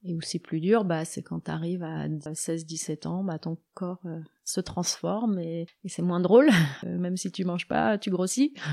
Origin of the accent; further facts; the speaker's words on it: Annecy, Auvergne-Rhône-Alpes, France; je suis d'Annecy